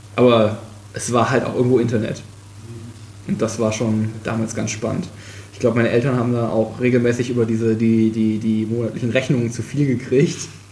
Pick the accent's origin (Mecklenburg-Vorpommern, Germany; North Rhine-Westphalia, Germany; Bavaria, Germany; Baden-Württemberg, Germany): North Rhine-Westphalia, Germany; Krefeld; moved away as an adult; now in Kiel, Germany; aufgewachsen bin ich äh, in Krefeld. Das ist in der Nähe von Düsseldorf. Ähm, hab da auch äh, ja, quasi meine Kindheit verbracht